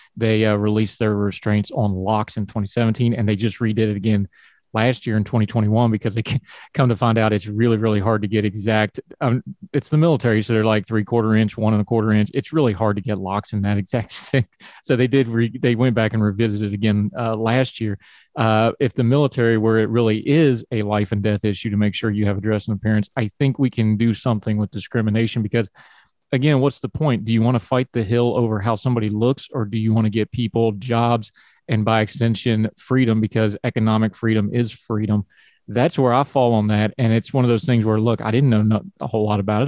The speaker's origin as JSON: {"language": "English", "region": "West Virginia", "country": "United States", "tie": "born or raised there"}